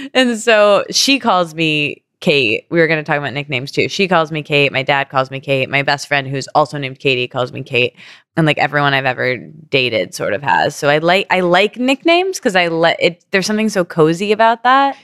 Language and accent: English; Midwest, United States; I come from Midwestern people